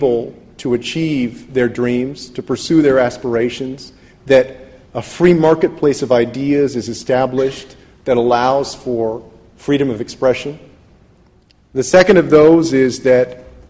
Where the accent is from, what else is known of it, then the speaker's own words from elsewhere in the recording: San Antonio, Texas, United States; I grew up in San Antonio, Texas